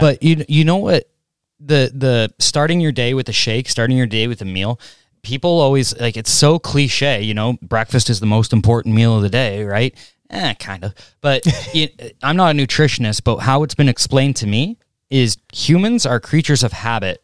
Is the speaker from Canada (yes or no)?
yes; Canada